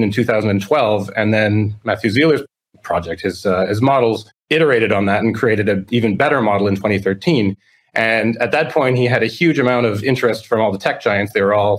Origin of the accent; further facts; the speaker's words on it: Toronto, Ontario, Canada; moved away as an adult; now in Florida, United States; I'm originally from Toronto, Canada